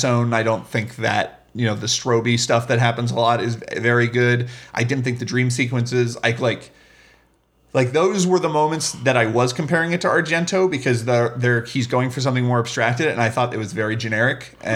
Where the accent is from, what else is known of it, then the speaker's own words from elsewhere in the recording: United States; but I'm an American viewer. So that's going to be the thing I relate to.